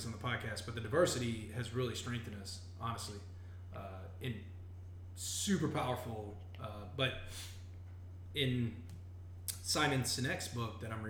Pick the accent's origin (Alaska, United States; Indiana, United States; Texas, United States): Texas, United States; I grew up in Texas, man.